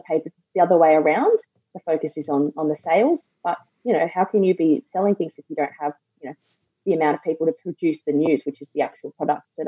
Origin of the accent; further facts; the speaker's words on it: Sydney, New South Wales, Australia; also born or lived in Canberra / Victoria; now in South Australia, Australia; I'm from Sydney originally and been in Canberra and Victoria, and coming across to SA